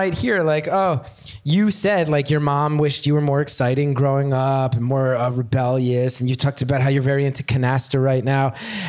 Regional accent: New Jersey, United States; I'm from New Jersey

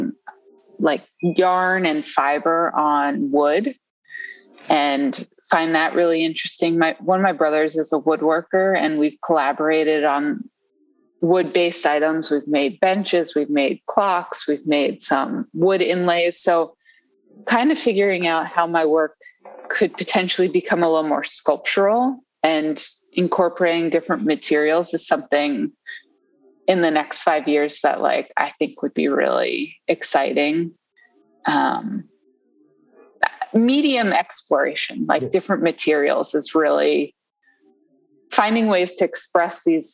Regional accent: right outside of DC, Maryland area, United States; moved away as an adult; now in Washington, United States; I grew up in the Maryland area, right outside of DC, and moved back to the DC area like 7 or 8 years ago

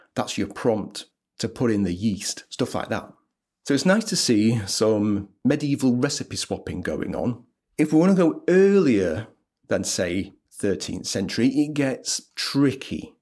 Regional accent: Leeds, Yorkshire and the Humber, United Kingdom; As a Leeds boy, I'm from Pudsey, which is in Leeds.

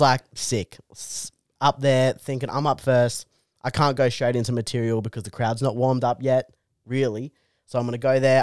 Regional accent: Canberra, Australian Capital Territory, Australia; I'm from Canberra

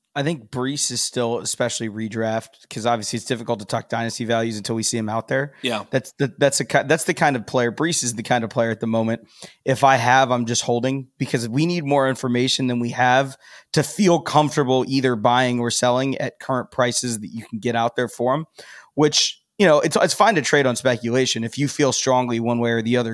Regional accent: Columbus, Ohio, United States; born and raised in Columbus, Buckeye guy

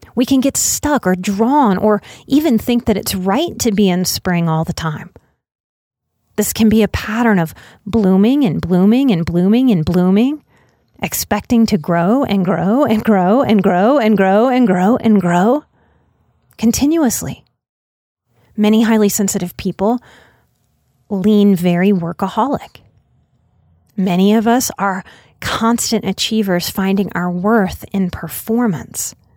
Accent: outside of New Orleans, Louisiana, United States; moved away; growing up outside of New Orleans

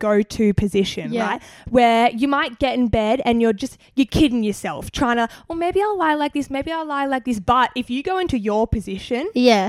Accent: Gold Coast, Queensland, Australia; now in New South Wales, Australia; I'm actually from the Gold Coast.

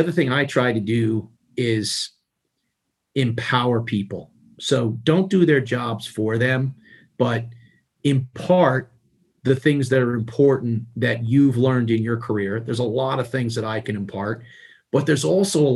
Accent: New York City, New York, United States; growing up in Queens, you know, you like, in order to put the next meal on the table, everybody had to contribute and bring money home

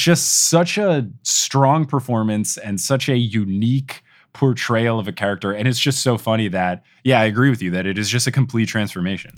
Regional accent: Robbinsville, New Jersey, United States; moved away; also born or lived in Texas; I grew up in New Jersey

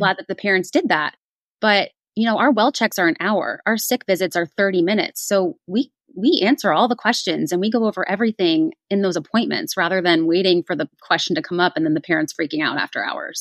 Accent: East Coast, United States; moved away as an adult; now in Indianapolis, United States; I was actually born and raised on the East Coast

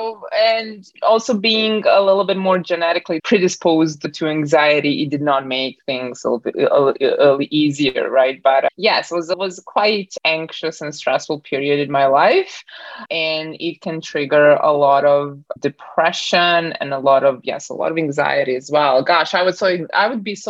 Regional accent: Bosnia & Herzegovina; now in Canada; I was born in Bosnia, kind of like Southern Eastern Europe. And then when the war hit, I moved around a little bit more. And then finally, I landed in Canada 15 years ago

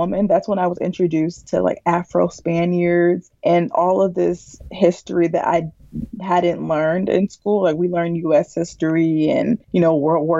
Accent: Milwaukee, Wisconsin, United States; moved away as an adult; now in St. Louis, United States; I grew up born and raised in Milwaukee

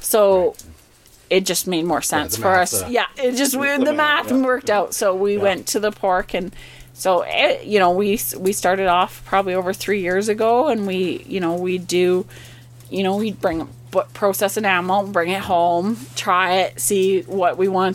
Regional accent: Calgary, Alberta, Canada; now in Didsbury, Canada; I grew up in Calgary

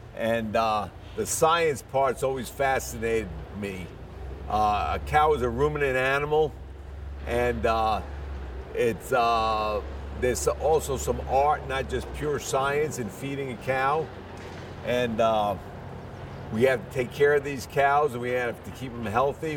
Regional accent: New York City, New York, United States; moved away as an adult; also born or lived in Ithaca, New York / Florida; now in Montezuma, Georgia, United States; I'm from the Bronx in New York City

